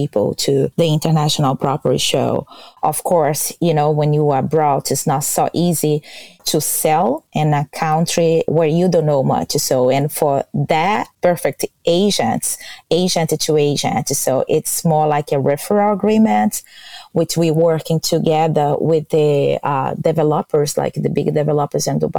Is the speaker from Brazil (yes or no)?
yes; Brazil; English is a second language; now in Florida, United States; I am original from Brazil. I born in Brazil, but from my father's side, his family, it's from Portugal.